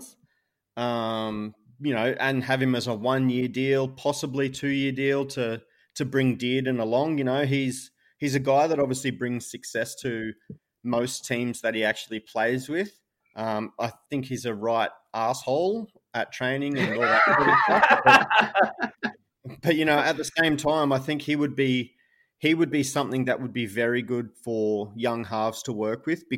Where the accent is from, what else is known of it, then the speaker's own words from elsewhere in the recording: Townsville, Queensland, Australia; I was born in Townsville